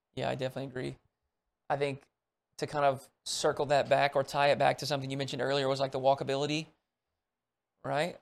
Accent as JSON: {"language": "English", "region": "Arkansas", "country": "United States", "tie": "born or raised there", "said": "growing up in Arkansas"}